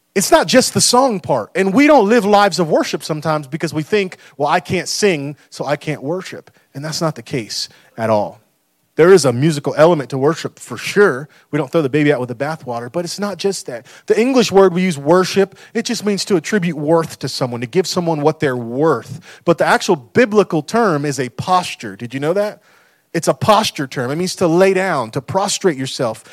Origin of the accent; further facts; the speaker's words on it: United States; we've done as American people